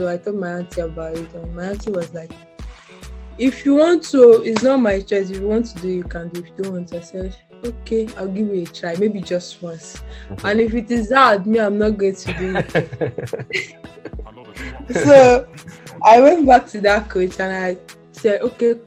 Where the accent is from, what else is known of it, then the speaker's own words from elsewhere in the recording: Osun, Nigeria; also born or lived in Delta State, Nigeria; I wasn't born in Osun State. I was born in Delta State.